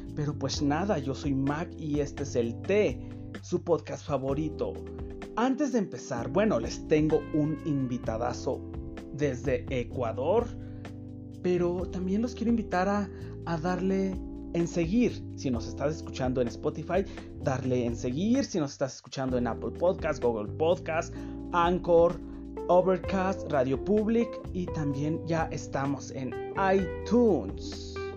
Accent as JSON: {"language": "Spanish", "country": "Mexico"}